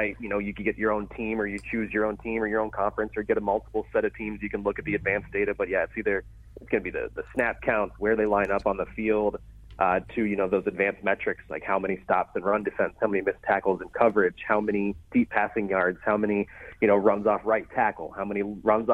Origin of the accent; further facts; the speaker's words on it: Florida, United States; moved away as an adult; also born or lived in Columbus; now in Cincinnati, United States; I've been in Florida the majority of my life